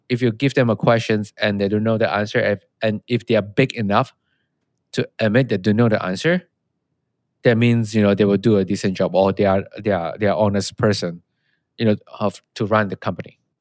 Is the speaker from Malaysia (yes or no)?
yes; Malaysia; moved away; I'm from Malaysia